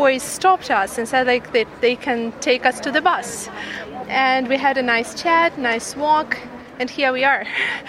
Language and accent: English; Dnipro, Dnipropetrovsk Oblast, Ukraine; moved away; We are from Dnipro, Ukraine. We have a nice riverside over there.